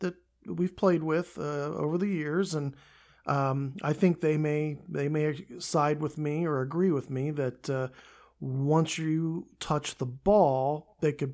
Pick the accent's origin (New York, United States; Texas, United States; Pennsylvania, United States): Pennsylvania, United States; Central; growing up in Central Pennsylvania, Cedar Cliff